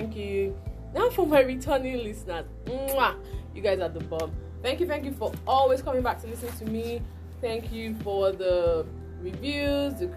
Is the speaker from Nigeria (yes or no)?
yes; Nigeria; as a true Nigerian, or as a Nigerian